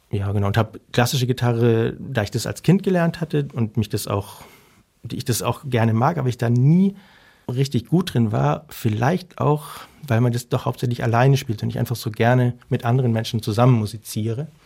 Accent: Germany; ich bin aus Deutschland und ich habe einen guten Freund und der wird so gern bei ihm Unterricht nehmen.

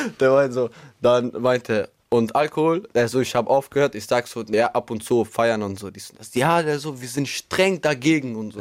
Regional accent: Albania; moved away; also born or lived in Münster, Germany; ich bin in Albanien groß geworden. Ich bin circa 2014 dann irgendwann in Deutschland gekommen, mit Familie und alles andere

